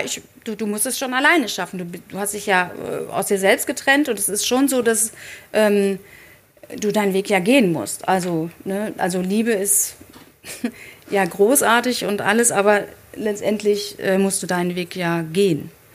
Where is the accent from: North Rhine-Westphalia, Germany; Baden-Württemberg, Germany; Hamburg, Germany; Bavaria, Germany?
North Rhine-Westphalia, Germany; Dortmund; ich bin in Dortmund aufgewachsen